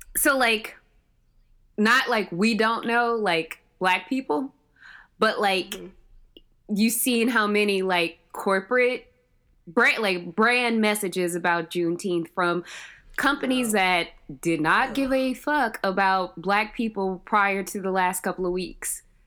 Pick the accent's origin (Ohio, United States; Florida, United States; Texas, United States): Ohio, United States; Cleveland; also born or lived in Georgia / North Carolina; I was born and raised in Cleveland, Ohio